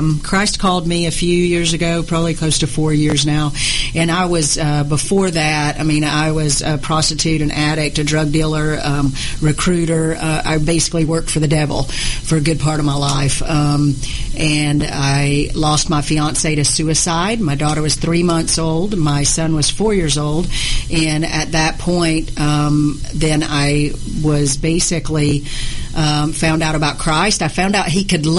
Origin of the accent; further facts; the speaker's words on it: Atlanta, Georgia, United States; I was from Atlanta.